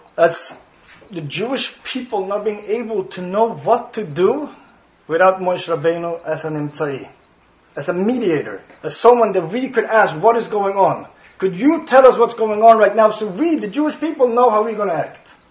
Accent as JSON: {"language": "English", "country": "Sweden", "first_language": "Swedish", "second_language": "English", "lives_now": "Stockholm, Sweden", "said": "my native language is Swedish. If you didn't catch it, I have an accent."}